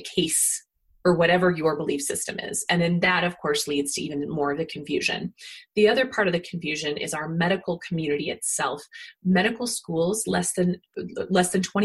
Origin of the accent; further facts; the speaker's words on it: Kansas, United States; moved away; where I grew up in Kansas